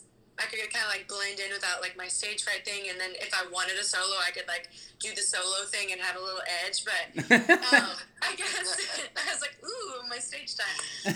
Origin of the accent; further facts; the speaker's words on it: Memphis, Tennessee, United States; now in Nashville, United States; I'm from Memphis.